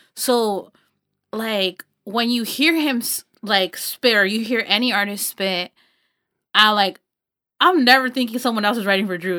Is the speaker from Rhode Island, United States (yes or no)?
no; Los Banos, California, United States; I grew up in Los Baños and it's, like, a small town